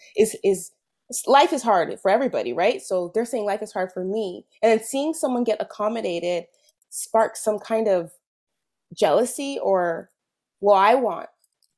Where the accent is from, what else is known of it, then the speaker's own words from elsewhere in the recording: California, United States; moved away as an adult; now in Quebec, Canada; I'm from California originally.